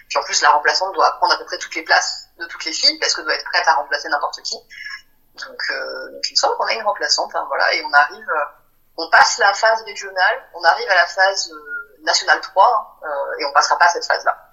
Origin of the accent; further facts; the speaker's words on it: Pertuis, Provence-Alpes-Côte d'Azur, France; now in Marseille, France; quand j'étais petite, j'habitais pas à Marseille, mais j'habitais dans le coin, hein, à Pertuis, une petite ville à côté d'Aix-en-Provence